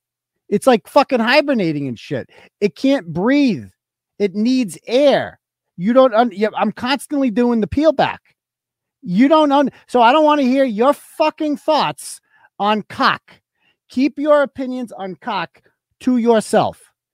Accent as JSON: {"language": "English", "country": "United Kingdom", "said": "Like, I'm British, basically. I'm British."}